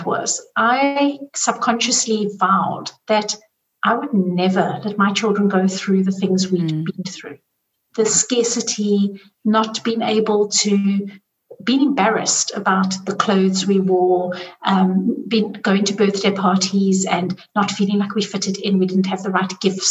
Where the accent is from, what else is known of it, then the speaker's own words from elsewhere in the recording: South Africa; I grew up in South Africa